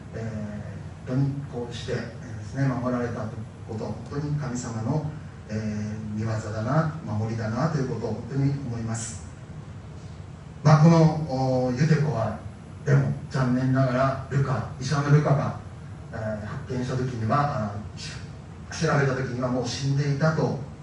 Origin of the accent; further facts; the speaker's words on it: Soka, Saitama, Japan; also born or lived in Tsukishima, Tokyo (mother's family home); now in Matsudo, Japan; その頃は私は埼玉県草加市に住んでた